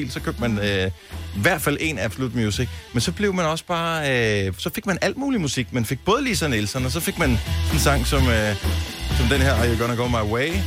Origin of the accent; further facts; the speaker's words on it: Horsens, Central Denmark Region, Denmark; now in Aalborg, Denmark; Jamen, jeg bor i øh, Aalborg Syd, Vise.